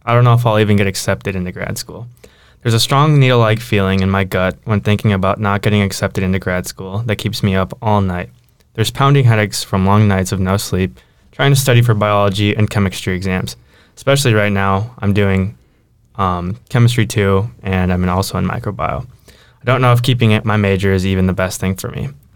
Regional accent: Marshall, Minnesota, United States; now in Minneapolis-Saint Paul, United States; I grew up in Marshall where there's parking spots everywhere I go. I mean, it's a town of like 5,000 people.

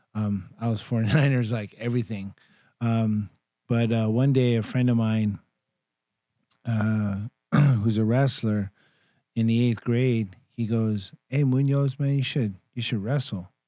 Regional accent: Bay Area, California, United States; also born or lived in Elk Grove, California; I'm from the Bay Area

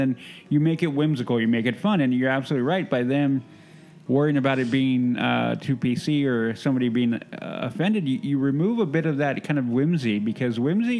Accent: Southern California, United States; I grew up going to SeaWorld, too, because I grew up in Southern California.

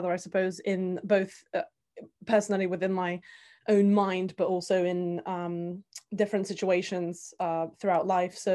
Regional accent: Bulgaria; first language Bulgarian; English is a second language; So growing up, um, English wasn't the first language that I uh, learned. So my mother tongue, um, as it's called, would be Bulgarian.

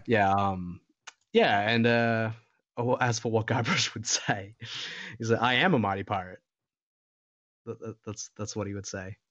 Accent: Australia; I, I'm an Australian

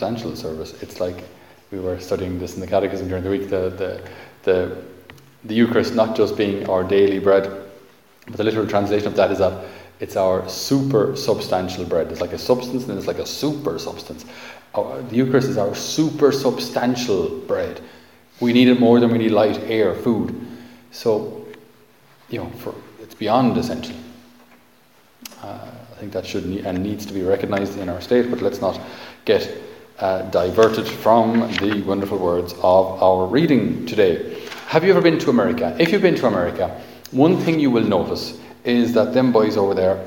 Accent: Ireland

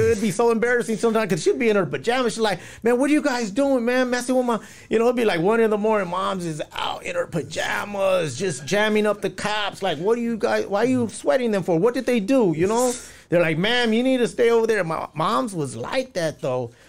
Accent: La Puente, California, United States; also born or lived in West Covina, California; I'm from Puente

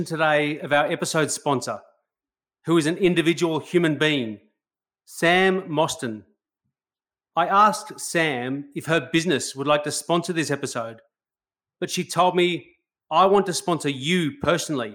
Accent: Australia; I love being an Australian

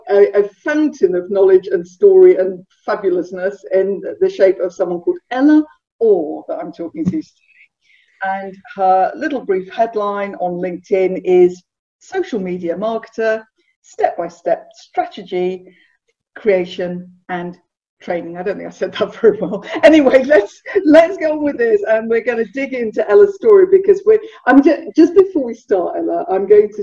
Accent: United Kingdom; now in Bournemouth, United Kingdom; I'm a southerner

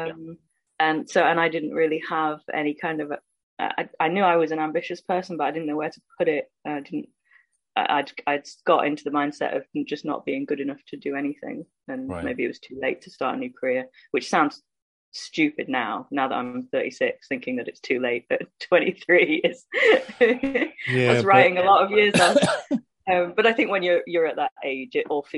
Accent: Stockport, North West England, United Kingdom; moved away as an adult; also born or lived in Leicester / London; I grew up in Stockport near Manchester.

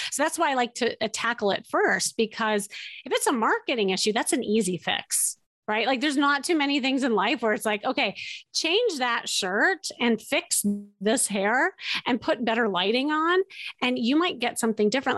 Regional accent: Chicago, Illinois, United States; moved away as an adult; now in Los Angeles, United States; I was from Chicago. I picked up, I moved across this, uh, this this states that we are in and we we land in la la land

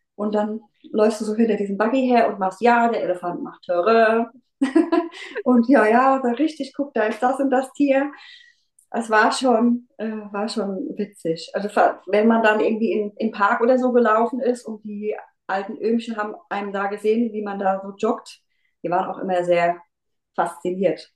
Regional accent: near Mainz, Rhenish Hesse, Rhineland-Palatinate, Germany; ich komme aus der Nähe von Mainz äh, in Rheinland-Pfalz, Rheinhessen.

